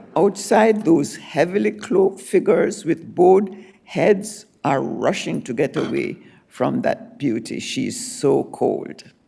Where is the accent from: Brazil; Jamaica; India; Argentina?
Jamaica; moved away; I was born in Jamaica, and I said, there are many crossroads in my Jamaican life